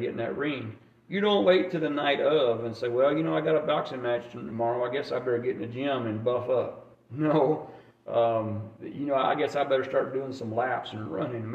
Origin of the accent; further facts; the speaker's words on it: Alabama, United States; moved away as an adult; also born or lived in Germany; I grew up in Alabama